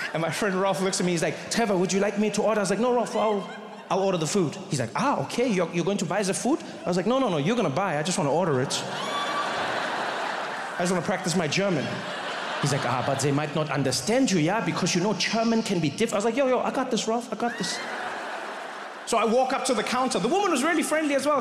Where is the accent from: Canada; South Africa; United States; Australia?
South Africa; I grew up in South Africa